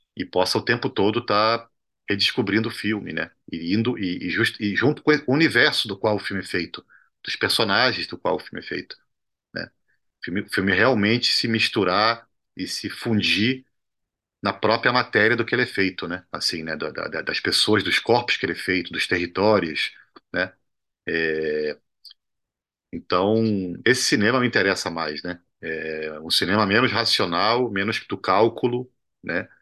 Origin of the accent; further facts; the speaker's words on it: Brazil; also born or lived in Cuba; como latino-americano e como brasileiro